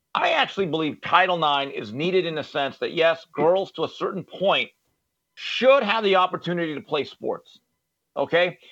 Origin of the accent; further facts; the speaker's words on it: Valencia, California, United States; as a young person growing up in Valencia, California